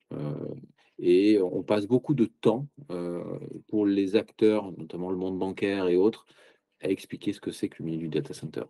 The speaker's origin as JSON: {"language": "French", "town": "Marseille", "region": "Provence-Alpes-Côte d'Azur", "country": "France", "tie": "born or raised there", "said": "je suis Marseillais d'origine, je, connais bien, c'est ma ville de cœur, j'ai vécu toujours dans le sud de la France"}